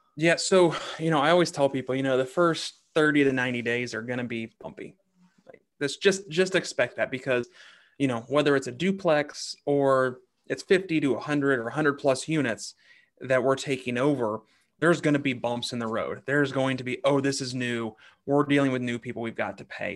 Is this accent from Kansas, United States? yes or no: yes; Kansas City, Kansas, United States; I grew up on the Kansas side of the state line